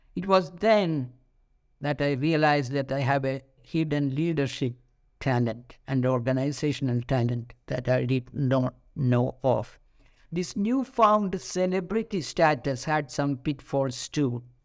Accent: India; moved away as an adult; as an Indian

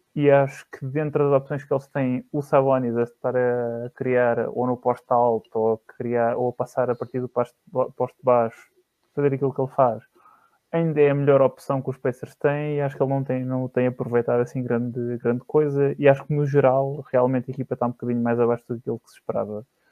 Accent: Barreiro, Setúbal, Portugal; eu sou do Barreiro

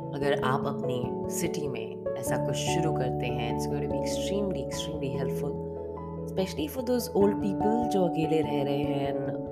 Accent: Bhopal, Madhya Pradesh, India; now in Dubai, United Arab Emirates; मैं भोपाल से हूँ

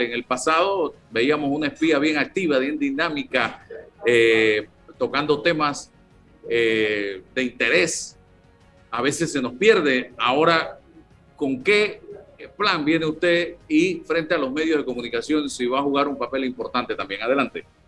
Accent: Panama; yo soy panameño

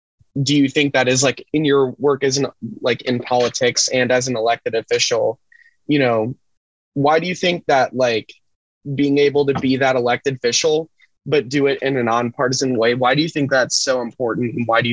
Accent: Minnesota, United States; now in Wisconsin, United States; I come from Minnesota

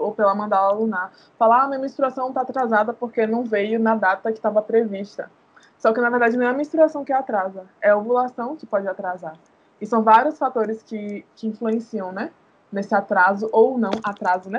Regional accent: Salvador, Bahia, Brazil; nascida e criada em Salvador, aqui em Itapuã

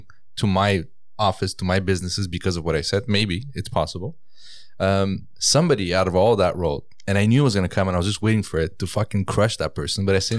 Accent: Iran; moved away; You know, we came from Iran, and from Iran we had to flee. You couldn't leave legally Iran. Okay, right. So we left with fake visas, and this is all my dad's doing. Okay, so we went from Iran

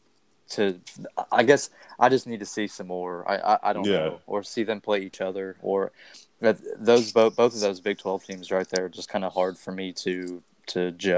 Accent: Oklahoma, United States; growing up in Oklahoma

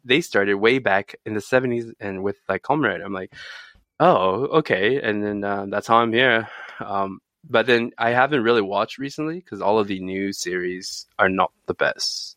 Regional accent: California, United States; moved away as an adult; now in Japan; as a Californian

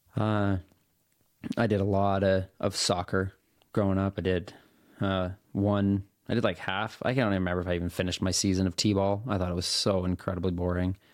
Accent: Salt Lake City, Utah, United States; moved away; also born or lived in Portland, Oregon; I was born in Salt Lake City. That's where my parents grew up.

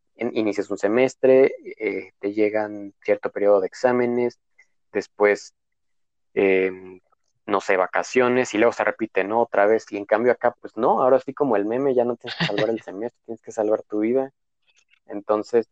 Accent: Dolores Hidalgo, Guanajuato, Mexico; moved away as an adult; now in León, Mexico; yo soy de Dolores Hidalgo, pues es un huevito que solamente vive de, de, de la del turismo

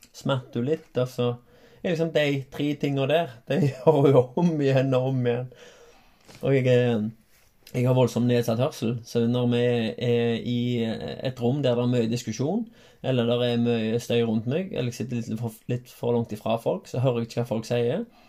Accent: Haugaland, Rogaland, Norway; Så jeg har vokst opp i, eh, i Halland

